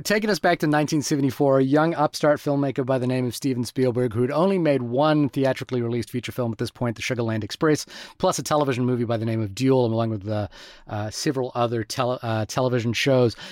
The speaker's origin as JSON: {"language": "English", "country": "Fiji", "tie": "born or raised there", "said": "growing up in Fiji, uh, as a child"}